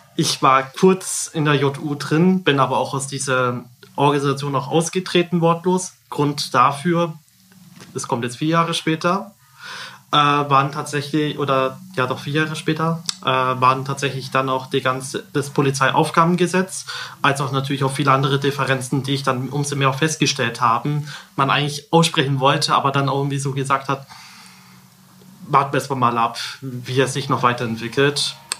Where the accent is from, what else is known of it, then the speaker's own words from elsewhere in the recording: Kolbermoor, Bavaria, Germany; komme aus Kolbermoor